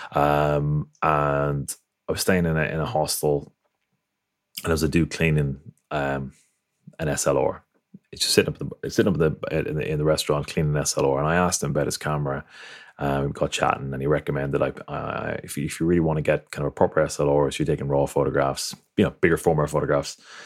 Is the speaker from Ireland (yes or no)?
yes; Ireland; I grew up in Ireland, came from a Catholic background.